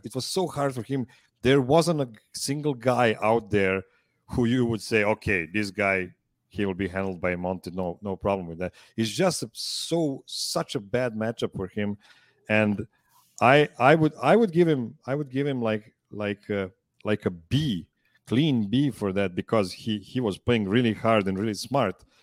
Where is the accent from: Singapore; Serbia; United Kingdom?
Serbia; Pančevo, Vojvodina; I'm calling from Pančevo, Serbia.